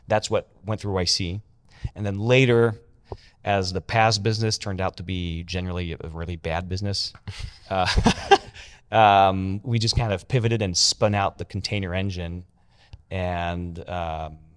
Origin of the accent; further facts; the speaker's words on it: France; I'm French. Okay. I don't sound French, but I am French.